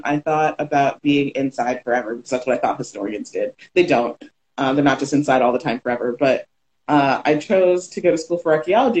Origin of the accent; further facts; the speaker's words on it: Sarasota, Florida, United States; also born or lived in Miami; So I'm a Florida native. First, I was born in Miami, raised in Sarasota.